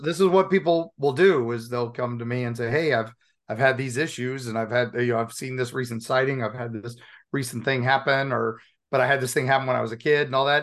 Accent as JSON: {"language": "English", "region": "Appalachian Mountains", "country": "United States", "tie": "born or raised there", "also_born_or_lived": "Dayton, Ohio", "said": "I grew up in the Appalachian Mountains"}